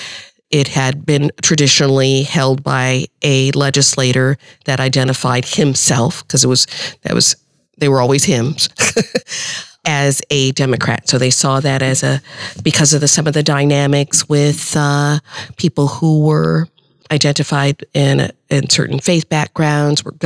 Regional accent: Omaha, Nebraska, United States; growing up in Omaha

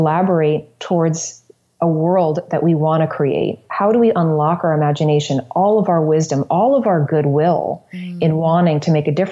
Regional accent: New Smyrna Beach, Florida, United States; moved away; also born or lived in New York City; in Florida, in my hometown, New Smyrna Beach

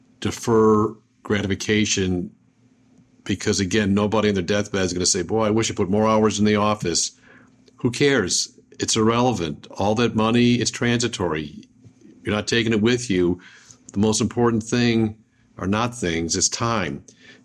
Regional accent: Buffalo, New York, United States; I'm from Buffalo

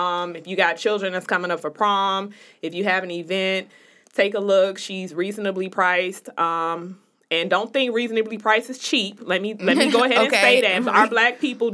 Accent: Chicago, Illinois, United States; the people in Chicago. I went to high school with quite a few of them

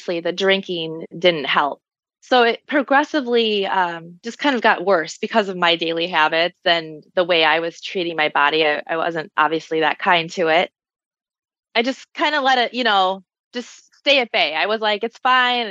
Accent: Michigan, United States; moved away as an adult; also born or lived in Chicago; I moved back to Michigan. I'm from Michigan originally.

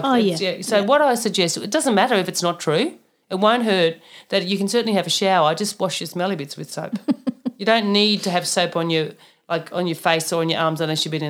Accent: Germany; born there; also born or lived in Papua New Guinea; So just personal story, I was born in Germany, so I've got the nice freckled Scandinavian skin for a reason, because we're far away from the equator in Germany, unlike... where I moved to in Papua New Guinea

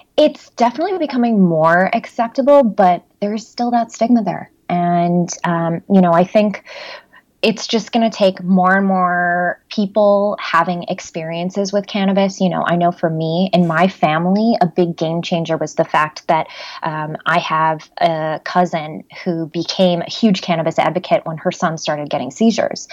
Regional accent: Chicago, Illinois, United States; I'm from Chicago, born and raised.

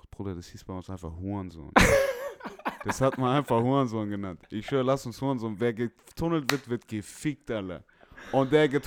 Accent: Stuttgart, Baden-Württemberg, Germany; Aber bei uns in Stuttgart, in Feuerbach, wurde

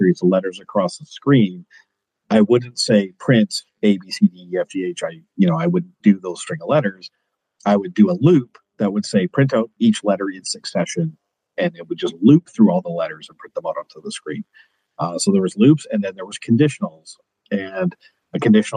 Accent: Kelowna, British Columbia, Canada; also born or lived in Edmonton, Alberta; I currently reside in Kelowna, British Columbia. It's where I grew up, even though I was born in Edmonton

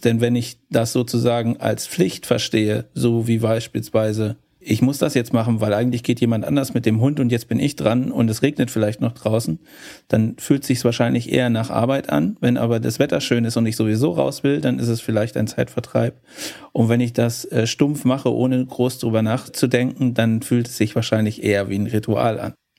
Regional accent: Cologne, North Rhine-Westphalia, Germany; Für mich als Kölner

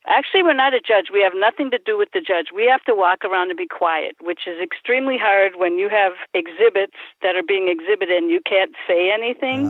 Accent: Milwaukee, Wisconsin, United States; also born or lived in Union Grove, Wisconsin; I was born in Milwaukee, came to Union Grove, and when we got married, I came to the city here with my husband.

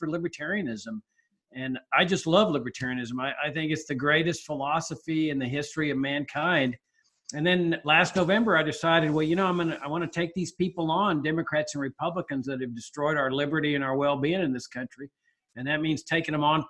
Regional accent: Laredo, Texas, United States; moved away as an adult; also born or lived in Virginia; I grew up in Laredo, Texas, on a farm on the Rio Grande

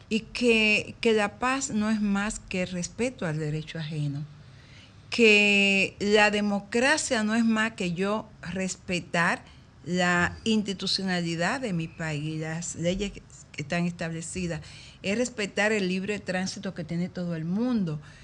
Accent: Dominican Republic; todos somos dominicanos

